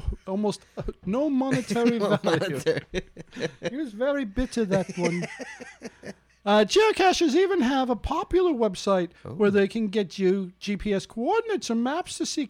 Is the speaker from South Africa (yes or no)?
no; United Kingdom; I'm from Great Britain.